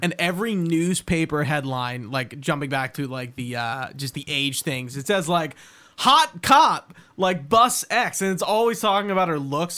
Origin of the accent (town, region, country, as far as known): Delaware County, Pennsylvania, United States